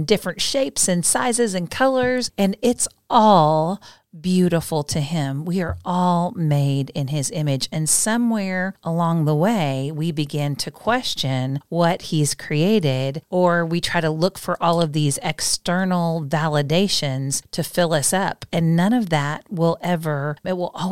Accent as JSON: {"language": "English", "region": "Midwest", "country": "United States", "tie": "born or raised there", "said": "I was born in the Midwest. Good Midwest girl"}